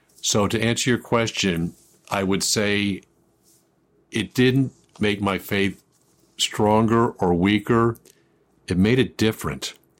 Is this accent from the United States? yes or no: yes; Buffalo, New York, United States; I grew up in Buffalo, New York